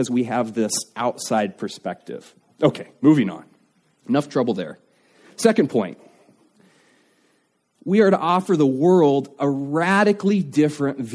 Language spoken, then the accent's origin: English; United States; as an American